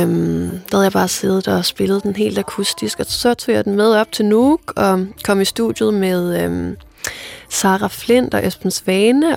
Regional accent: Faroe Islands; first language Faroese; Danish is a second language; mit færøske sprog

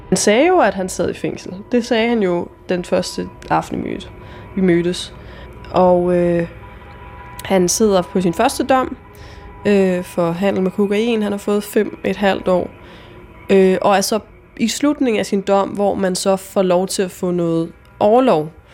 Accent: Denmark; moved away; jeg kommer fra Jylland på det her tidspunkt, og jeg er 22 år

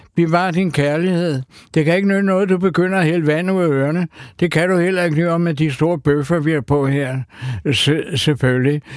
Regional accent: Copenhagen, Capital Region of Denmark, Denmark; da jeg var dreng og boede i Sydhavnen

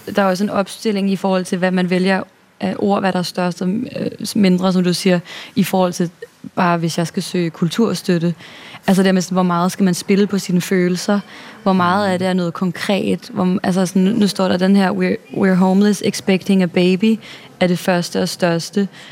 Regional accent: Denmark; moved away as an adult; now in New York, United States; der hvor jeg kommer fra, mm. i vores lille, glade The Shire hobbit-samfund

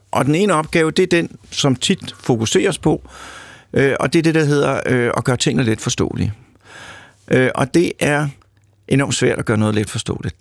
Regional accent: Lyngby, Capital Region of Denmark, Denmark; moved away as an adult; also born or lived in Mørkhøj / Odense; now in Copenhagen, Denmark; jeg er født i Mørkhøj og opvokset i Lyngby

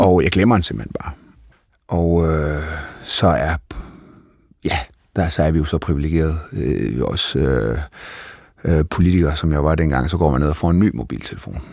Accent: North Jutland, North Denmark Region, Denmark; Jeg er fra Nordjylland

